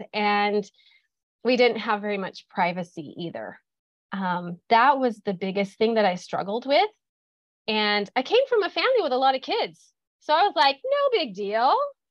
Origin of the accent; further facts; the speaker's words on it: Midwest, United States; moved away as an adult; now in California, United States; I grew up in the Midwest. I am a farm girl